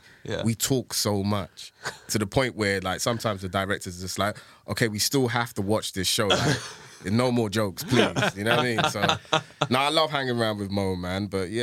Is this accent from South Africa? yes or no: no; London, United Kingdom; I grew up in Tottenham